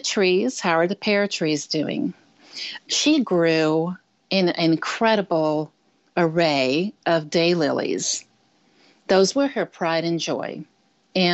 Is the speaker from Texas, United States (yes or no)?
yes; south of Houston, South Texas, United States; also born or lived in Michigan; now in Santa Cruz, United States; I was born and raised in South Texas, south of Houston, right on the coast there, a little north of Galveston.